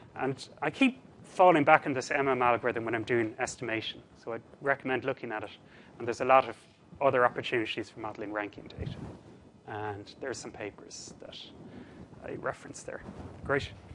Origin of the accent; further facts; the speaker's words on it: Cork, Munster, Ireland; Cork, I'm from Cork originally.